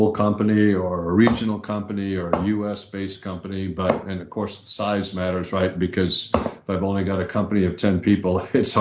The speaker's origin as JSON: {"language": "English", "region": "Southern California", "country": "United States", "tie": "born or raised there", "said": "I grew up in Southern California"}